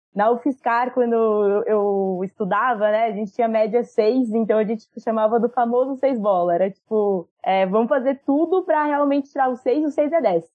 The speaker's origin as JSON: {"language": "Portuguese", "area": "Jundiaí", "region": "São Paulo interior", "country": "Brazil", "said": "eu sou de Indiaí, interior de São Paulo."}